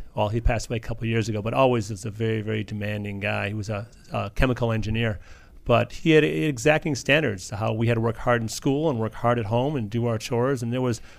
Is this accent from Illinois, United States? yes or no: yes; Chicago, Illinois, United States